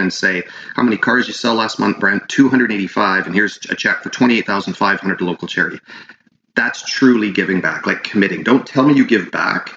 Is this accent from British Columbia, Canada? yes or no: yes; Prince George, British Columbia, Canada; the Prince George Hospital, which is kind of like my hometown